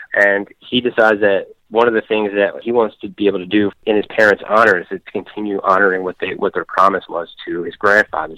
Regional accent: Philadelphia, Pennsylvania, United States; moved away as an adult; also born or lived in South Jersey; I did grow up in the Philadelphia area. I was born in Philadelphia.

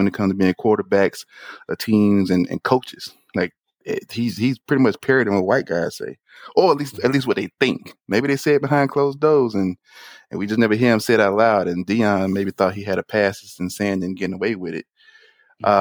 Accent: Augusta, Georgia, United States; I'm from Augusta, and most of the high schools are majority black

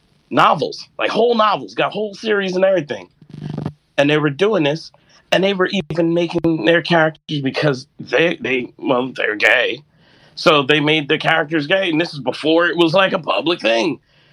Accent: New York, United States; Well, I was in New York, and I never, like, my old, he rest in peace, my older brother, he used to draw Spider-Man.

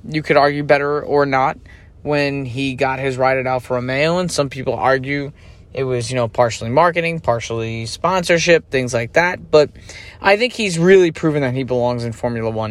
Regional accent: United States; as an American

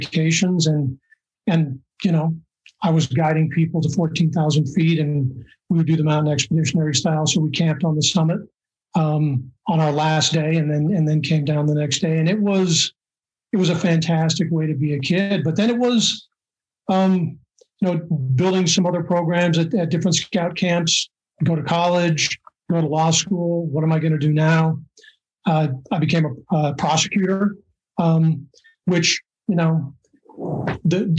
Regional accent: Seattle, Washington, United States; I grew up in Seattle

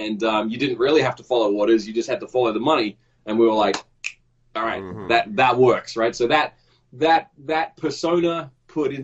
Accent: Australia; moved away as an adult; also born or lived in Los Angeles, United States; I grew up in Australia and I kind of came up through the Australian game industry

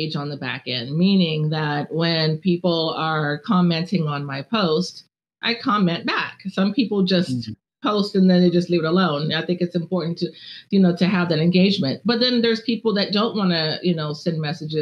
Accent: Southern California, United States; now in Charlotte, United States; I'm from Southern California

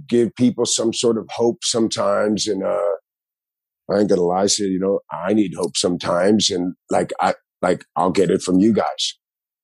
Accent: Miami, Florida, United States; all my friends where I grew up in Miami, South Beach Underground

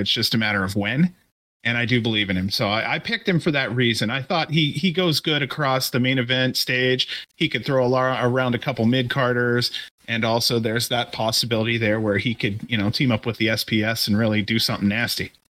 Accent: Ohio, United States; moved away; I'm from Ohio originally

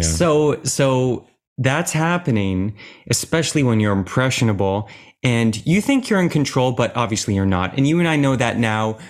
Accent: Oakville, Ontario, Canada; I'm from Oakville and I was, I think I was eight years old when I started

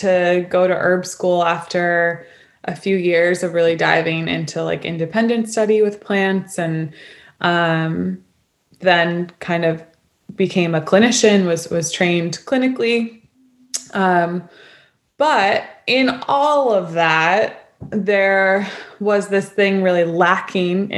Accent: New York City, New York, United States; moved away as an adult; also born or lived in Olympia, Washington; I grew up in New York City

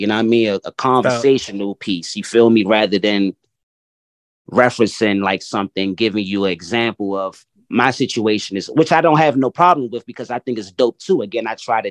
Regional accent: Washington, District of Columbia, United States; I'm very much born and raised in Washington, D.C.

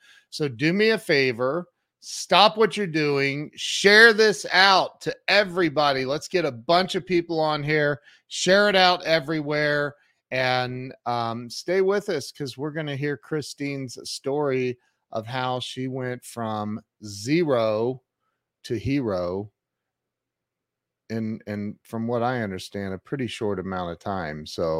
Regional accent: Ohio, United States; Hey, I grew up in Ohio and right down the road was a town called New Hampshire, Ohio. I swear.

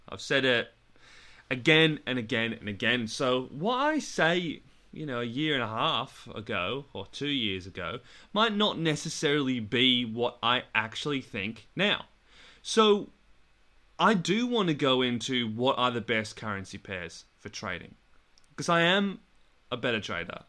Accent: Australia; I'm in England right now and I'm from Australia

